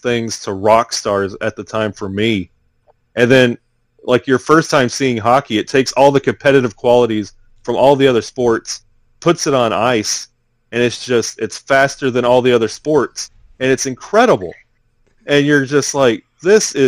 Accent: Walker County, Alabama, United States; also born or lived in Birmingham, Alabama / Pennsylvania; I'm born and raised in Alabama, Walker County, Alabama, and that's a little more country, but I don't live there anymore

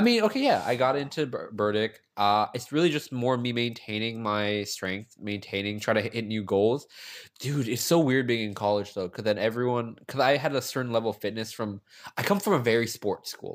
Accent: Gaithersburg, Maryland, United States; I come from this small city called Gaithersburg, Maryland.

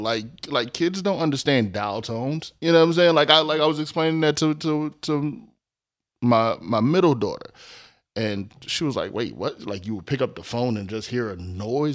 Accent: Philadelphia, Pennsylvania, United States; I'm from North Philly. I went to school in South Philly

